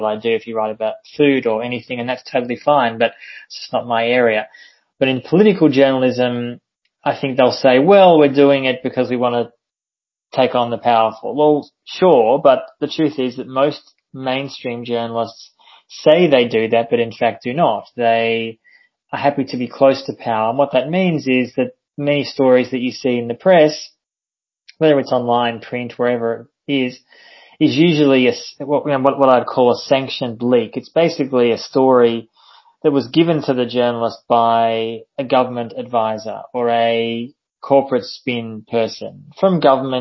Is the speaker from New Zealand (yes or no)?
no; Australia; I'm Australian, but I've often lived and travelled overseas